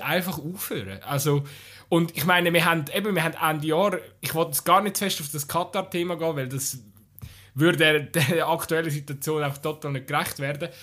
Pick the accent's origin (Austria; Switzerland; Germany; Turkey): Switzerland; wir sind als Schweizer